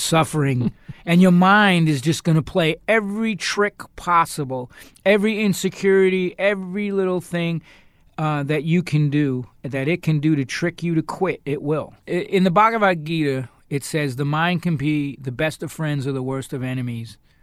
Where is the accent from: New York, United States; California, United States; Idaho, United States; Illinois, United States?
New York, United States; I'm from New York